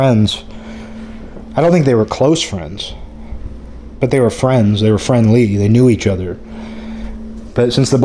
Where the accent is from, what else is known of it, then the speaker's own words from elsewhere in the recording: Seattle, Washington, United States; now in Olympia, United States; The Seattle area where I grew up had a lot of Asians.